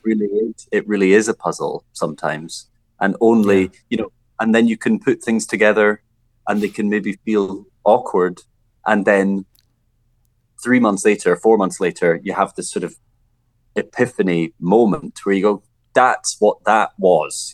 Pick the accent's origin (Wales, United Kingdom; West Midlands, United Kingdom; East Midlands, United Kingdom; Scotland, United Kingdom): Scotland, United Kingdom; growing up in Scotland